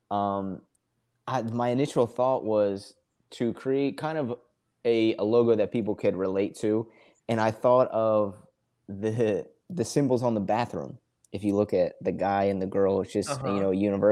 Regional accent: Philadelphia, Pennsylvania, United States; now in Charleston, United States; I'm from Philly originally. I live in Charleston, South Carolina now.

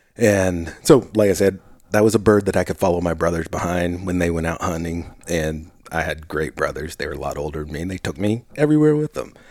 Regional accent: Willamette Valley, Oregon, United States; I grew up in the Willamette Valley

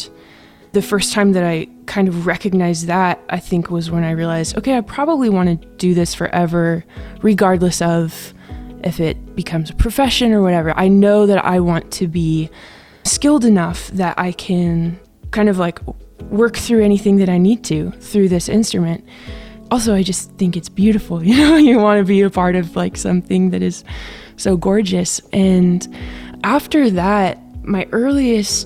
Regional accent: Nashville, Tennessee, United States; I'm from Nashville

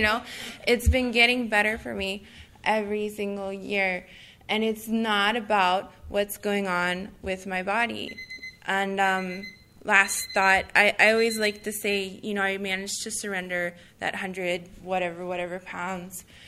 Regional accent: Honolulu, Hawaii, United States; I'm from Honolulu

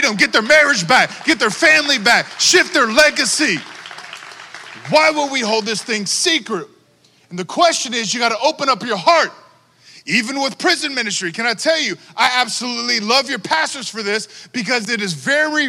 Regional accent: Texas, United States; I'm from Texas

